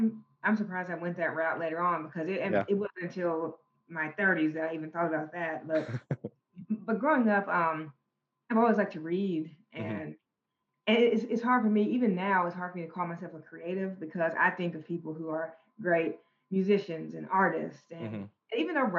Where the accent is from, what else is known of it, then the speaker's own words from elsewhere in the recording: Conway County, Arkansas, United States; also born or lived in Russellville, Arkansas; I grew up in Conway County in a small country town called Cinder Ridge.